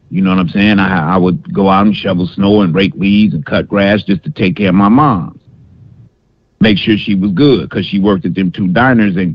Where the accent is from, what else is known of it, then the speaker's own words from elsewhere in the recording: Detroit, Michigan, United States; I'm calling from Alabama, but I'm at, uh, born and raised in D in Detroit. That's why it's 313. I'm, but I live in Alabama now.